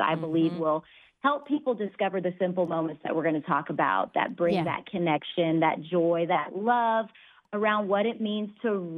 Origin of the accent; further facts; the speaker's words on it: Dallas, Texas, United States; I grew up in Texas, in Dallas, actually, with immigrant parents